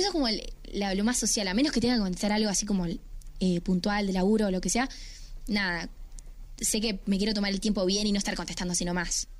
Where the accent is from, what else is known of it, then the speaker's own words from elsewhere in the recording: Uruguay; yo soy una cantante uruguaya